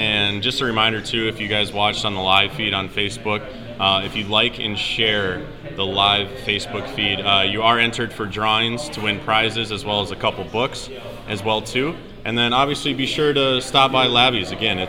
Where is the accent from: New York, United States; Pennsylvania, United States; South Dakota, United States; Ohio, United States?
South Dakota, United States; Summit; also born or lived in Watertown, South Dakota; I'm originally from Summit, but obviously I've been nearby to Watertown a long time